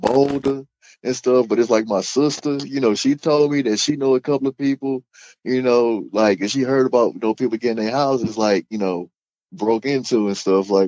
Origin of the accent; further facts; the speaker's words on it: Illinois, United States; moved away as an adult; now in St. Louis, United States; I grew up mostly in Illinois, and then like last, like, you know, about 5-10 years, you know, I've been like on the St. Louis side